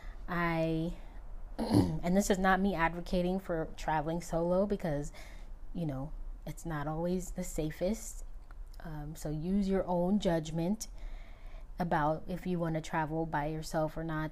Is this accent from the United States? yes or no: yes; United States; I am American.